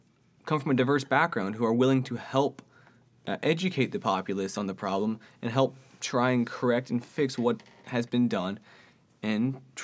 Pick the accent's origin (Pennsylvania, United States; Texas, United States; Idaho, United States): Texas, United States; Austin; Yeah, I was born here in Austin, Texas, lived in Texas for many years now, and I have lived on ranch with my grandparents before. We had a ranch out in West Texas outside of Pflugerville.